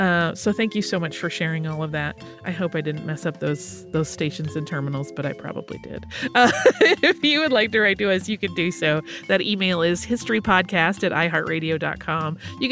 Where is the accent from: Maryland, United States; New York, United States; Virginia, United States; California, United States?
New York, United States; Dobbs Ferry; We both grew up along the Metro North commuter lines. I grew up on the Hudson Line and Dobbs Ferry, and he grew up in the New Haven Line in Larchmont.